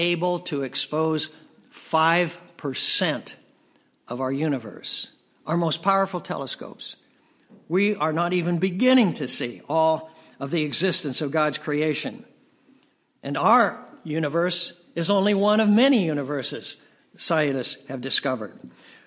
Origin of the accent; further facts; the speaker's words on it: United States; As an American